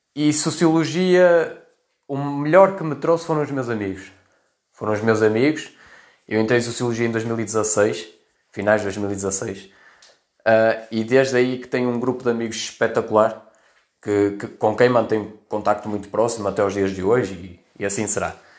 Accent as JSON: {"language": "Portuguese", "town": "Vila Nova de Famalicão", "region": "Norte", "country": "Portugal", "also_born_or_lived": "Melgaço", "said": "tenho 23 anos e sou de Vila Nova de Famalicão"}